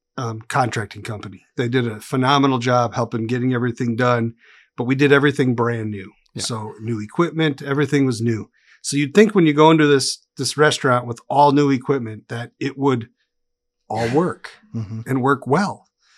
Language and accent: English; Wisconsin, United States; now in Tennessee, United States; So I come from Wisconsin. I've been in Tennessee for 7 years with my wife and my two daughters.